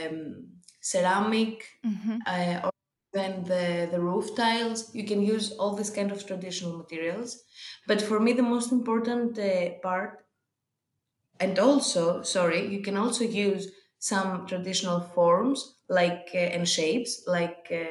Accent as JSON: {"language": "English", "town": "Athens", "region": "Attica", "country": "Greece", "tie": "born or raised there", "said": "I was born and raised in Athens, but my village is near Sparta"}